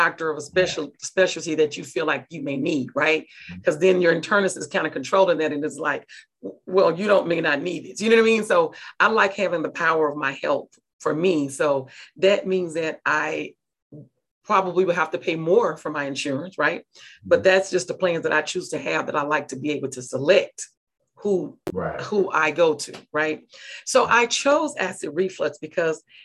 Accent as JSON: {"language": "English", "region": "Mississippi", "country": "United States", "said": "I'm from Mississippi."}